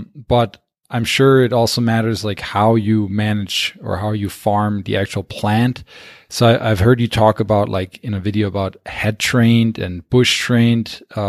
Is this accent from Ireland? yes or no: no; Germany; also born or lived in Wisconsin; now in Montana, United States; I'm originally from Germany, then moved to Wisconsin, now living in Montana